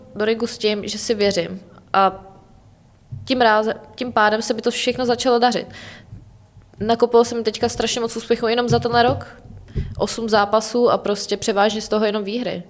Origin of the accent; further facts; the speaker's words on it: Czechia; jako Češi, jako národ